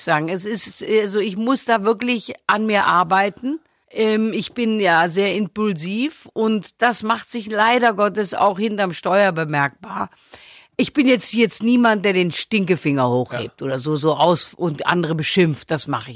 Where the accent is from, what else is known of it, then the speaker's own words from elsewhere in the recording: Stuttgart, Baden-Württemberg, Germany; Ich bin doch ein sehr sparsamer Mensch und da sehr, sehr schwäbisch. Ich bin ja auch in Stuttgart geboren